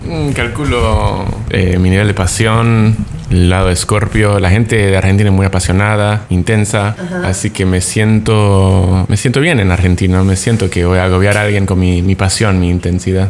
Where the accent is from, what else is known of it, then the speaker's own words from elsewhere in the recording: Canada; also born or lived in Mexico; now in Tulum, Mexico; viviendo en México dos años, siendo canadiense